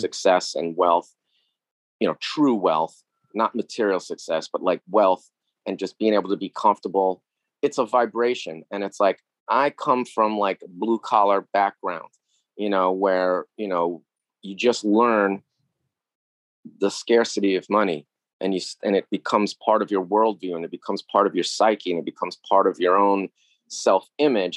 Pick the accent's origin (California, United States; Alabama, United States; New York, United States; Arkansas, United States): New York, United States; New York City; I grew up in New York in the 70s and 80s